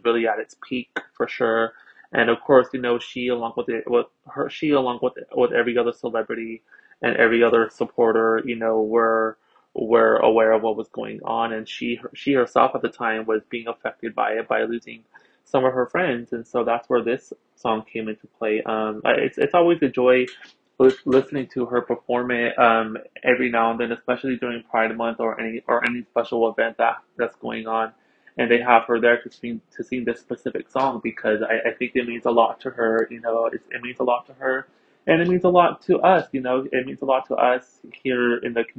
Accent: Philadelphia, Pennsylvania, United States; I am from Philadelphia, Pennsylvania, here in the United States

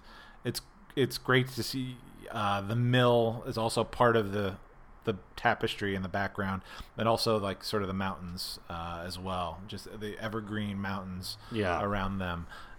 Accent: Pennsylvania, United States; I have never been there because I came from the Northeast PA area.

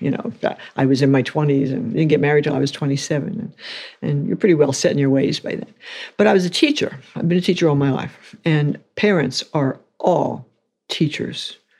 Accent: New York City, New York, United States; New York City.

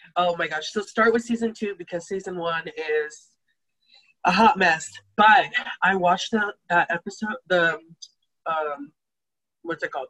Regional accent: Taylor, Texas, United States; also born or lived in Austin, Texas; I was born in Austin, Texas. I was raised in Taylor, Texas

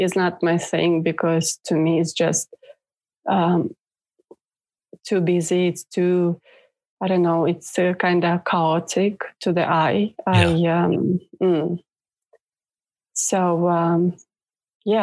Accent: Moldova; now in Norway; I'm not born in Norway, so I'm originally from Moldova, which was ex-USSR country.

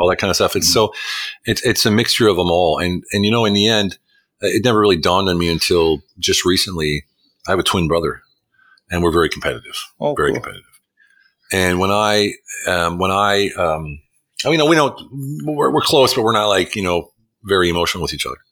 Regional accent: United States; now in Hungary; I'm an American living in Hungary

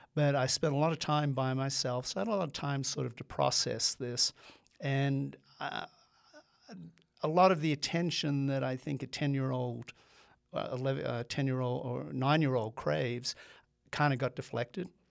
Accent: Australia; moved away as an adult; I'm an immigrant. I grew up in Australia. I came over here when I was on my nineteenth birthday to, um, go to college

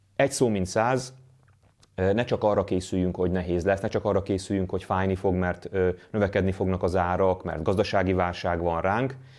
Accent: Hungary; magyarként, magyar társadalomként, magyar nemzetként

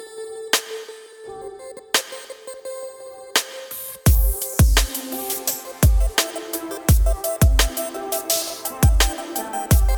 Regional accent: North Carolina, United States; We are from the Southeast, North Carolina

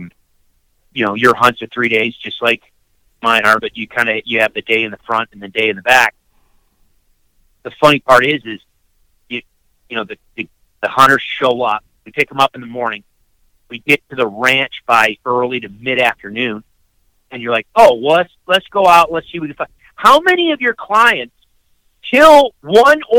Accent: upstate New York, United States; I grew up in upstate New York.

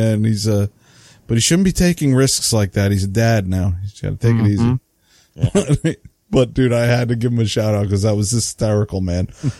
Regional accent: New England, United States; accent: New England; I didn't mess that up. That's my New England accent. I did it with a New England accent.

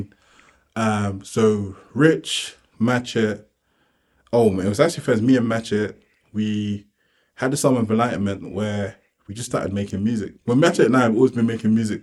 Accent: London, United Kingdom; I'm from South London

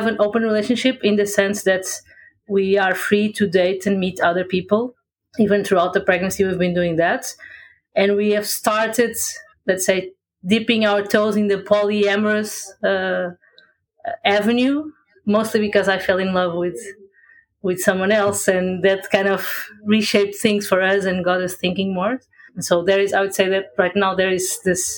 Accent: Portugal; I'm from Portugal, in Europe.

